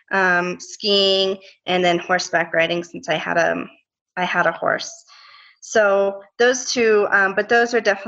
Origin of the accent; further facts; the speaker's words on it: Colorado, United States; growing up in Colorado